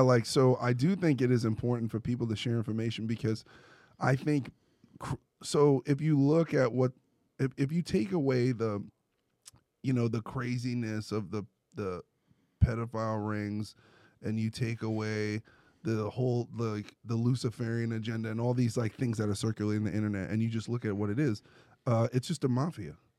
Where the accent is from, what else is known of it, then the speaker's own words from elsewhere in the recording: New York, United States; moved away; I'm from New York